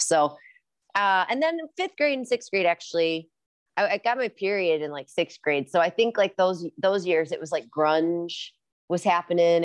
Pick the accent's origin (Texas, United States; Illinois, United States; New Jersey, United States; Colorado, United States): Illinois, United States; Rock Island; moved away as an adult; also born or lived in Los Angeles, California / Ojai, California; now in Decorah, Iowa, United States; I grew up in Rock Island, Illinois, so right across the Mississippi River from Iowa in the, an area called the Quad Cities